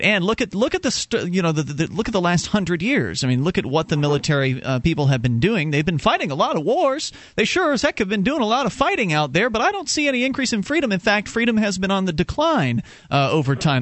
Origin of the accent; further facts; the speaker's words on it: Sarasota, Florida, United States; moved away as an adult; now in New Hampshire, United States; I was born and raised down in Sarasota, Florida